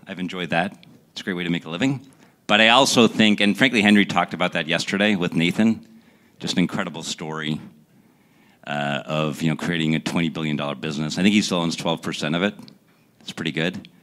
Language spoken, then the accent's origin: English; Essen, North Rhine-Westphalia, Germany; also born or lived in Pittsburgh, Pennsylvania; now in United States; I was born in Germany